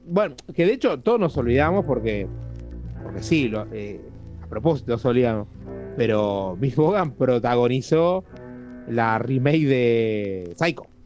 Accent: Argentina; en un país como Argentina, que somos relativamente pocos

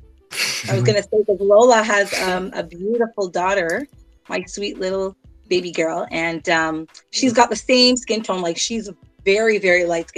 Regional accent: Canada; born or raised there

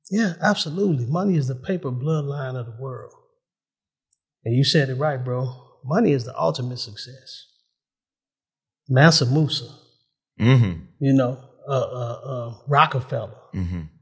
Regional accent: United States; I'm an American.

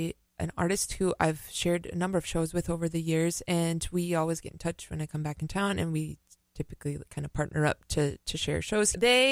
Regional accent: Minneapolis, Minnesota, United States; moved away as an adult; No, I grew up in Minneapolis.

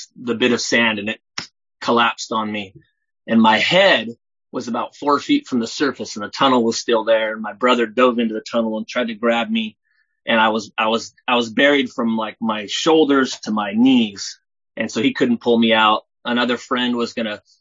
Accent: Southern California, United States; now in Oregon, United States; I'm from Oregon, originally from California, Southern California

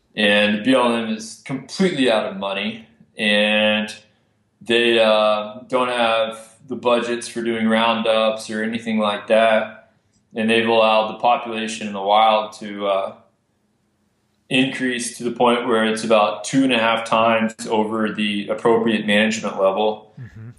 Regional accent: Amarillo, Texas, United States; I grew up in Amarillo, Texas, which is all private land.

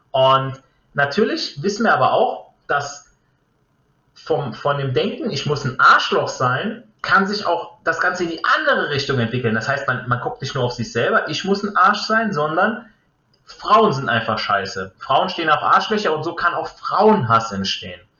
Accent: Italy; ich jetzt als Italiener bringe jetzt mal den, den Beispiel, das Beispiel Ferrari.

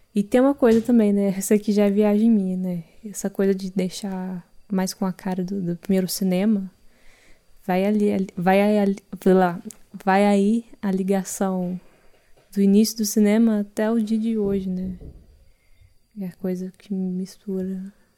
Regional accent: Cerrado, Brazil; eu cresci no Cerrado

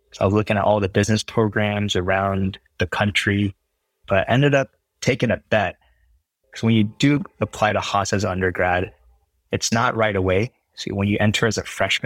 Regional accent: Bay Area, California, United States; also born or lived in China / Houston, Texas; before we moved to the Bay Area when I was like age eight or so.

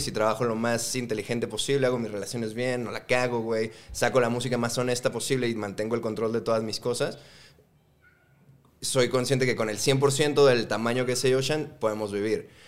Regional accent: Guadalajara, Jalisco, Mexico; moved away as an adult; now in Mexico City, Mexico; Somos de Guadalajara, güey. Born and raised.

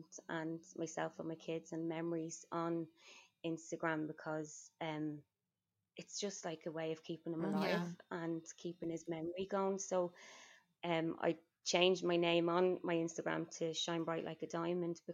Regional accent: Dublin, Leinster, Ireland; accent: Irish; I'm from Dublin

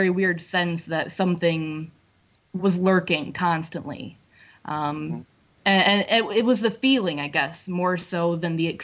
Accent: Findlay, Ohio, United States; originally from Findlay, Ohio

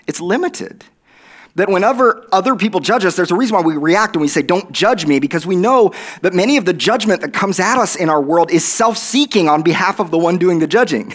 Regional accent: Oklahoma, United States; accent: Oklahoma; my Oklahoma accent

